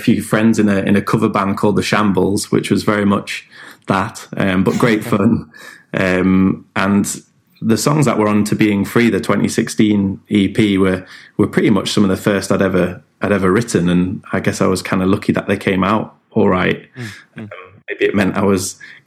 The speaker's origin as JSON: {"language": "English", "area": "Lincolnshire", "region": "East Midlands", "country": "United Kingdom", "moved": "yes", "lives_now": "Newcastle, United Kingdom", "said": "we're based in Newcastle, up in the northeast. Been based up here for a little while now, but originally Lincolnshire"}